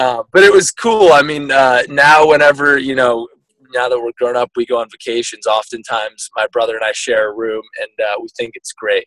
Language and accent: English; Guilford, Connecticut, United States; also born or lived in Vermont; now in San Francisco, United States; my originally from uh, Vermont, born and uh, raised in Connecticut. So we moved there when I was probably three or four